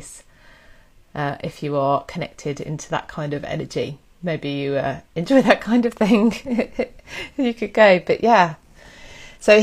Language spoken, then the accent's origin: English; England, United Kingdom; I'm definitely up in the Northern Hemisphere in England